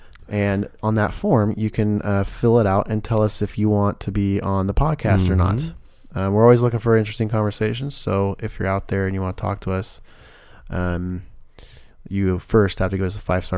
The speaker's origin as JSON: {"language": "English", "region": "the South", "country": "United States", "accent": "southern", "said": "I'm actually trying to wither off my southern accent still going on."}